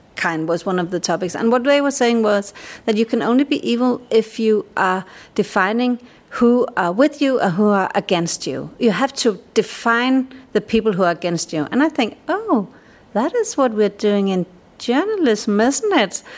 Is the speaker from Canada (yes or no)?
no; Denmark; I'm a Dane.